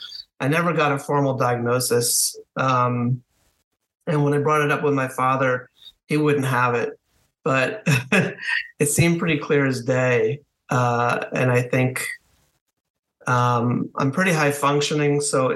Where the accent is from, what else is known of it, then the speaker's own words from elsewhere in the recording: Connecticut, United States; also born or lived in Washington D.C. area; now in Washington, United States; I was born in southern New England in Connecticut, northwest Connecticut. And my family moved outside Washington, D.C. for a few years